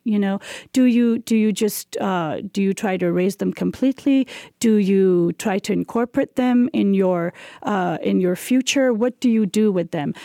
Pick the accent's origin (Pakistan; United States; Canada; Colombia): Pakistan